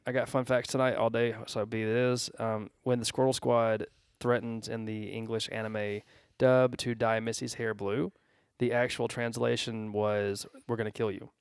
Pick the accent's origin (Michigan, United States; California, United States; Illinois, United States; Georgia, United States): Georgia, United States; I'm from Georgia